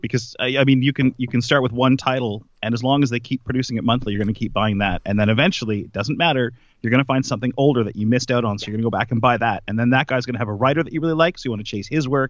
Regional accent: Nova Scotia, Canada; I grew up in Nova Scotia, a very small town

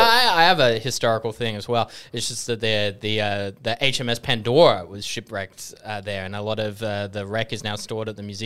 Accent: England, United Kingdom; born there; I was born in England, which is kind of near Scotland.

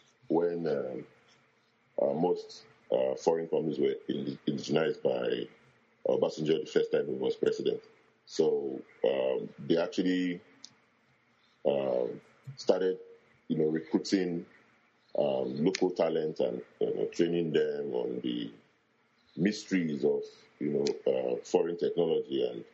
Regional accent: Benin City, Edo, Nigeria; also born or lived in Lagos, Nigeria; I was born in Benin City, just state in Nigeria. Grew up there. You know, did almost all my schooling there at first.

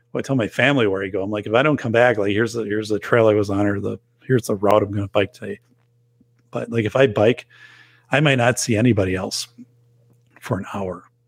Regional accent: Wisconsin, United States; We're both from Wisconsin

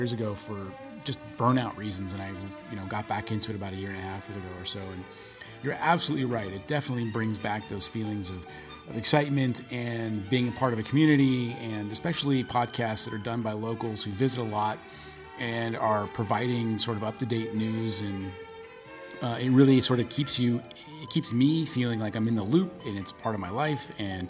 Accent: Bay Area, California, United States; growing up in the Bay Area

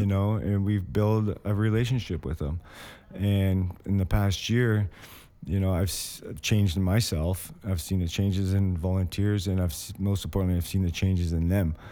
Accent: Windsor, Ontario, Canada; also born or lived in Hamilton; I'm from Windsor. Like, my last residence was in Windsor

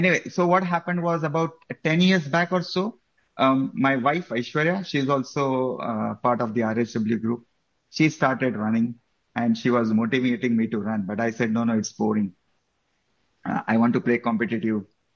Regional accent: Mumbai, Maharashtra, India; moved away as an adult; also born or lived in Qatar / Kuala Lumpur, Malaysia; now in Houston, United States; I actually born and brought up in Mumbai. I grew up there, completed my education, start my professional career there

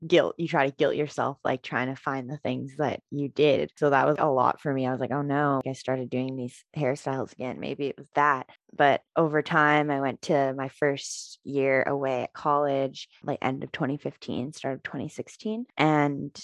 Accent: Vancouver, British Columbia, Canada; So I grew up in Vancouver, British Columbia.

